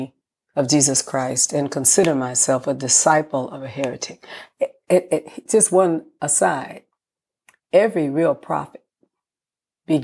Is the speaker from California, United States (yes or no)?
yes; San Francisco, California, United States; born in San Francisco, California